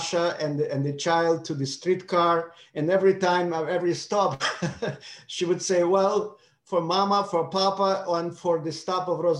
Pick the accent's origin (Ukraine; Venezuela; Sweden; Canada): Ukraine; Odesa, Odesa Oblast; English is a second language; moved away as an adult; now in United States; I'm from Odessa.